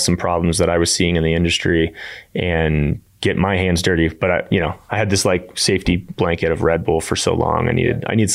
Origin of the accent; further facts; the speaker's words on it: Annapolis, Maryland, United States; moved away as an adult; now in Colorado, United States; I grew up in Annapolis, Maryland, and made my way to Colorado for college